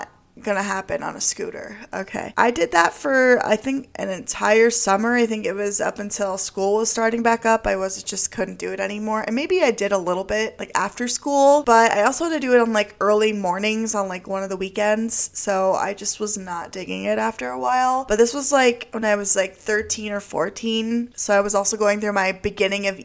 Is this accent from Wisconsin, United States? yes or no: yes; Beloit, Wisconsin, United States; I grew up in Beloit, Wisconsin, and I lived on the west side of town